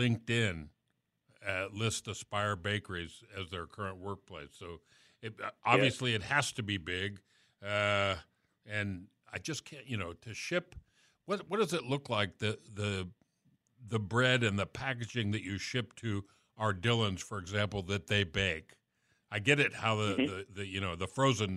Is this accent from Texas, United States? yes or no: no; South Miami, Florida, United States; I grew up in South Miami